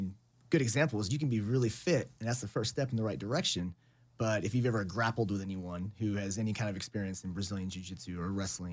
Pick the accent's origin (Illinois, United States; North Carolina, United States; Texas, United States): Texas, United States; also born or lived in Corpus Christi, Texas / California; I was born down in Corpus Christi, Texas. Spent most of my life here